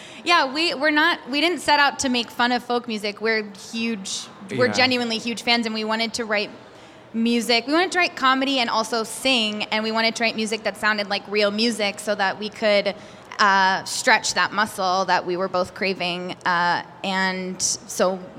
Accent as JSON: {"language": "English", "region": "New Jersey", "country": "United States", "tie": "born or raised there", "moved": "as an adult", "lives_now": "New York City, United States", "said": "growing up in New Jersey, my dream was to move to New York City, and when I moved here for college at NYU"}